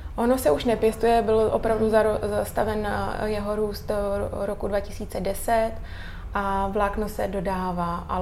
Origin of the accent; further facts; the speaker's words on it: Czechia; also born or lived in England; u nás v Čechách